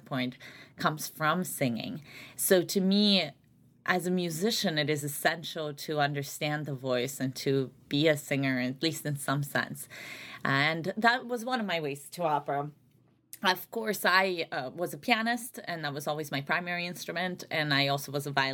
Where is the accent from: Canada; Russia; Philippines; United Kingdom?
Russia; Saint Petersburg; moved away; also born or lived in Albany, New York, United States; grew up largely in St. Petersburg, Russia, and then my family immigrated to the United States, so upstate New York, the Albany area